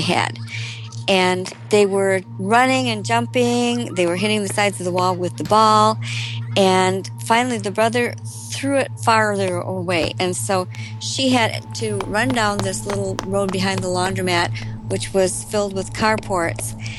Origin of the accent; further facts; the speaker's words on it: Elkhorn, Wisconsin, United States; a road just outside of my hometown of Elkhorn, Wisconsin